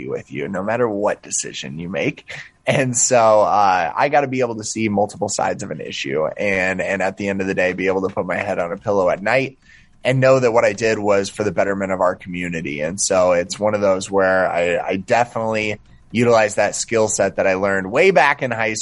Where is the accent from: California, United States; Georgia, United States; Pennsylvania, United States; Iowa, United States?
Iowa, United States; Okoboji; I was your average Northwest Iowa Okoboji kid